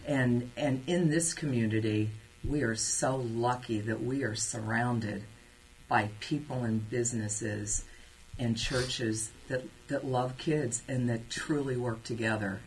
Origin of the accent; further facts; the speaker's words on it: Cincinnati, Ohio, United States; also born or lived in Germany / Alaska / Kansas; I was born in Cincinnati and uh, I spent first 12 years of my life at a Catholic school